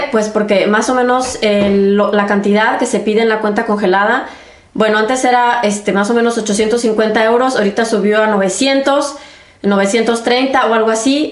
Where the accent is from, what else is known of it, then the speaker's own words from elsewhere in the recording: Mexico; moved away as an adult; now in Germany; yo soy de México